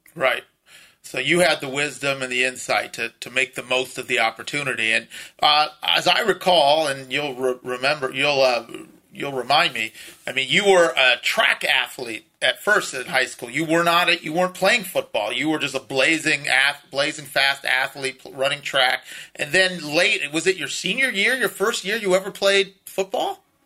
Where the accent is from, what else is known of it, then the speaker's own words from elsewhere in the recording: Los Angeles, California, United States; me and a lot of our other friends that grew up west of the 405 in, you know, upper middle class homes